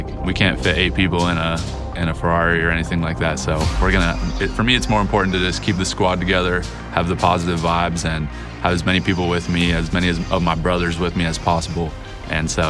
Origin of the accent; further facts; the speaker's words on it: State College, Pennsylvania, United States; I'm a middleweight, and I'm from State College, Pennsylvania.